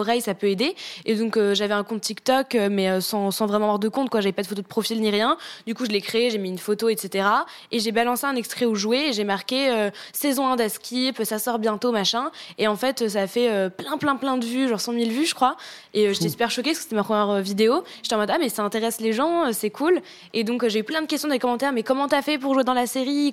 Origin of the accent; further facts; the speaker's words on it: Tours, Centre-Val de Loire, France; moved away; J'ai fait, euh, une école de chant à Tours, parce qu'à la base, du coup, je viens de Tours